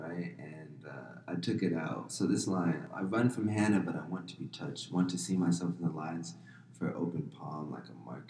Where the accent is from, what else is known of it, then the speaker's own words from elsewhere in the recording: Avondale, Arizona, United States; I grew up in Avondale, Arizona.